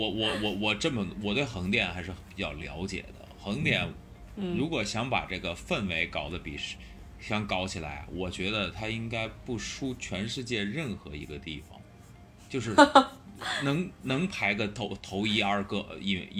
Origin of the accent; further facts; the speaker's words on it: Beijing, China; now in Hengdian, China; 北京是老家，北京已经是我的老家了啊。